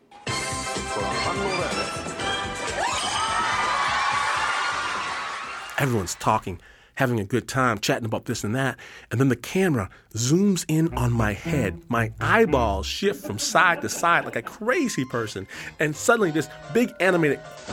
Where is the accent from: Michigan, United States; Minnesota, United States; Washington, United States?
Michigan, United States; Detroit; moved away as an adult; now in Hikone, Japan; I'm from Detroit